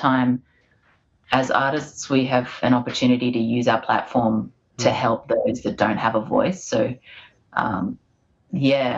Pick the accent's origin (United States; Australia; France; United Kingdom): Australia; also born or lived in Fiji; I was born in Australia with my siblings because my dad's Aussie